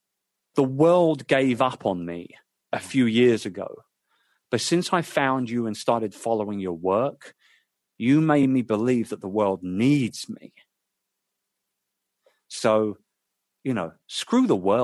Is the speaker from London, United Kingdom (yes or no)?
yes; London, United Kingdom; my hometown of London